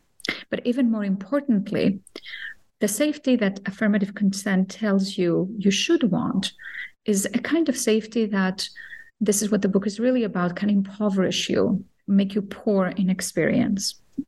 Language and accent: English; Cyprus; born or raised there; also born or lived in Athens, Greece